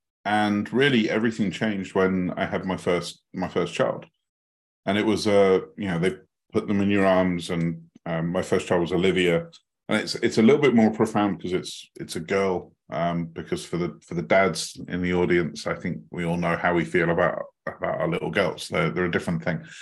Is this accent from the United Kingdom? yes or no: yes; United Kingdom; As you may guess from the accent, I'm not from the American side of the pond. I'm from the British side of the pond.